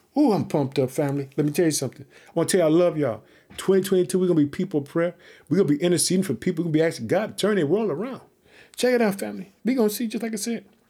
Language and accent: English; Chicago, Illinois, United States